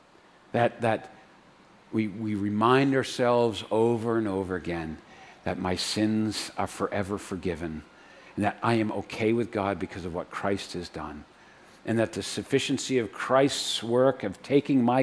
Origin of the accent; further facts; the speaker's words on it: New Hampshire, United States; I'm from New Hampshire